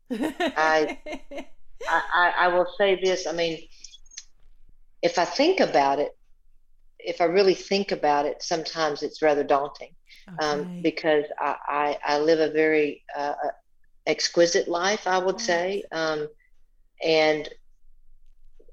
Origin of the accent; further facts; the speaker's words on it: Georgia, United States; I was born and raised in Georgia